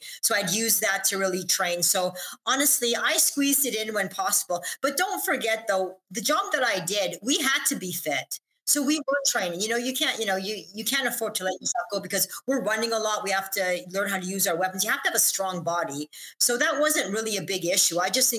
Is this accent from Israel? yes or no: yes; Israel; moved away; because listen, I came from Israel and I was winning races there.